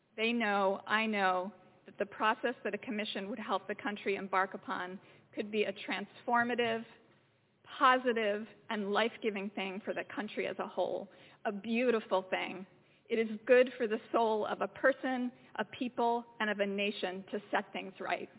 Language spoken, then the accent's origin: English; Philadelphia, Pennsylvania, United States; I grew up in Philadelphia, six blocks from Independence Hall and the Liberty Bell.